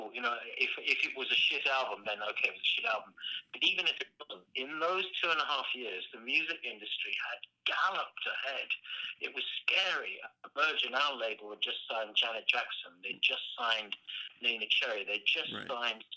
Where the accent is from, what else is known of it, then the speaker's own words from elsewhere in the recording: United Kingdom; as a Brit